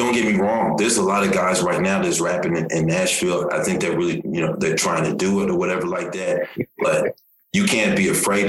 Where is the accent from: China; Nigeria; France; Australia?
Nigeria; now in United States; for myself, you know, I'm from Nigeria originally. You know, I moved to the United States in 89, you know what I'm saying?